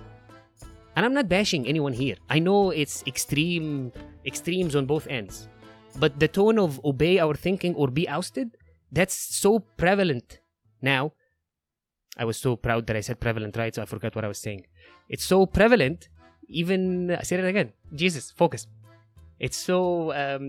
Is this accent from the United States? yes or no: no; Egypt